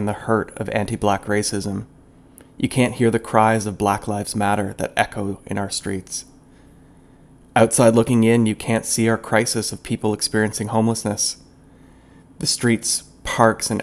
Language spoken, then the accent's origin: English; Toronto, Ontario, Canada; my hometown of Toronto, Canada